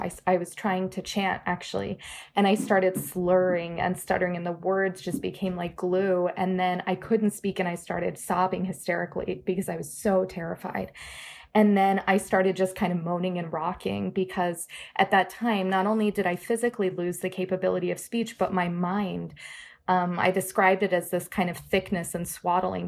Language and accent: English; Florida, United States; now in Minneapolis, United States; I grew up in Florida